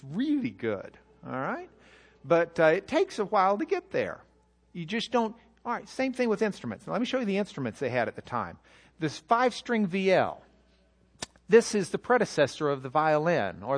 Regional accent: Lubbock, Texas, United States; I'm from Lubbock

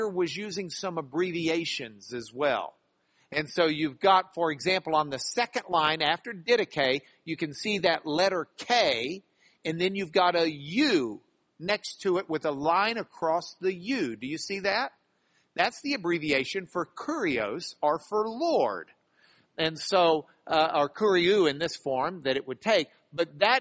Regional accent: United States; We grew up in America at a time where Christianity was still recognized as a fabric of our nation

